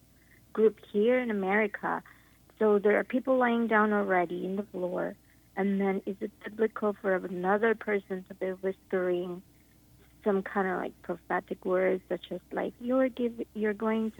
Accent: Philippines; now in San Diego, United States; I grew up in the Philippines as a charismatic

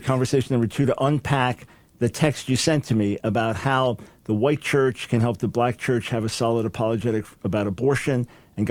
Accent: United States; then being Jewish American

